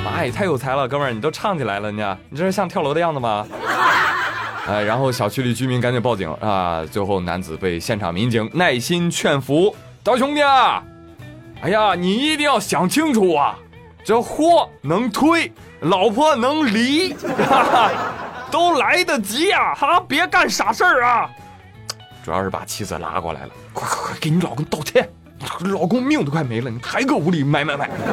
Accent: Jiangsu, China; 我的家乡在江苏

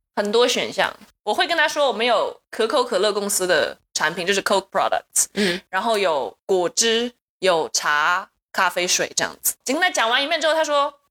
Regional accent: Taiwan; 我来自台湾

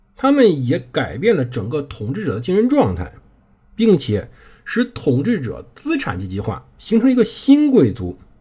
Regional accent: China; 欧洲人呢，确实在有点上比我们中国人发展的态过于先进了

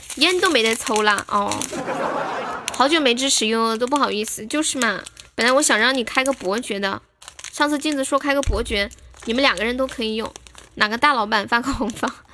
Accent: Nanchong, Sichuan, China; also born or lived in Guangdong; 我也是南充的

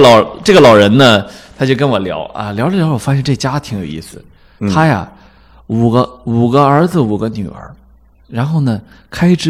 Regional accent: Shandong, China; now in Beijing, China; 我是山东人是吧？

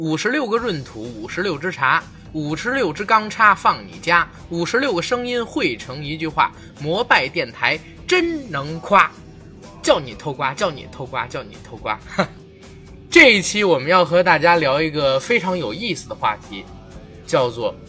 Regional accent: China; 作为一个中国人。作为一个华人，

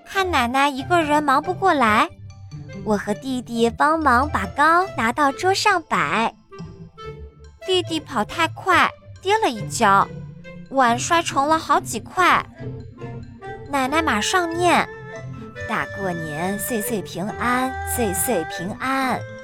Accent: China; 我们中国人

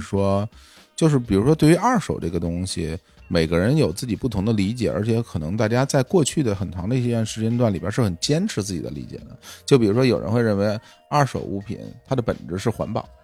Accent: Xiaoyun Road, Beijing, China; 我小时候住在北京霄云路

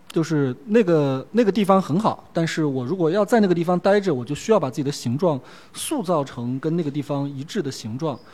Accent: Sichuan, China; moved away; 我是四川人

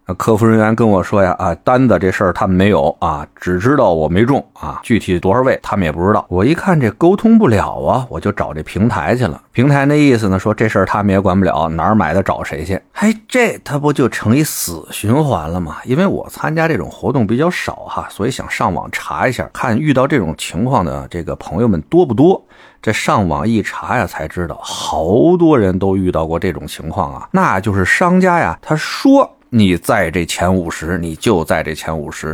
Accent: Beijing, China; accent: Beijing; 我这有点北京口音吧

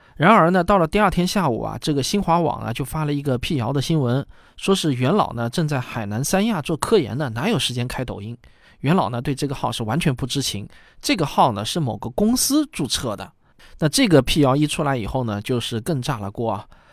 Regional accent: China; 我们中国人不能只记住袁隆平院士

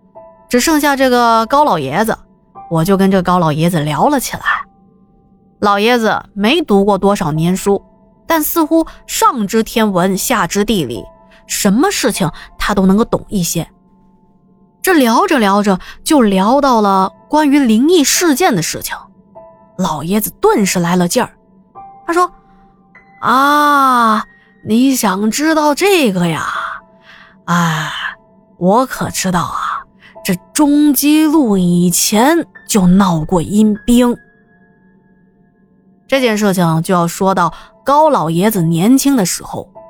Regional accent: Jiaxing, Zhejiang, China; 来的基本上都是一些嘉兴的本地人，因为我们嘉兴人讲究做人实在，消费也实在

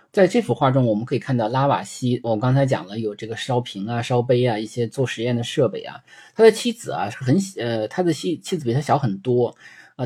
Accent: China; 对于我们中国人来说

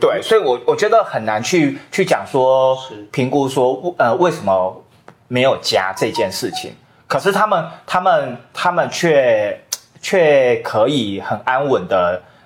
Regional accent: Qiaotou, Kaohsiung, Taiwan; moved away; 我们都是高雄人

